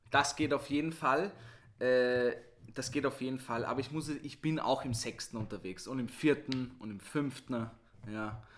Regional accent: Vienna, Austria; Ich bin im 6. und im 7. aufgewachsen.

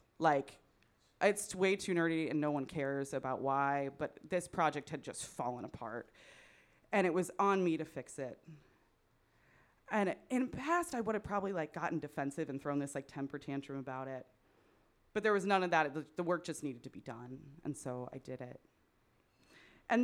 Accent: Midwest, United States; accent: Midwestern; Is my Midwestern accent too thick now for my Californian friends?

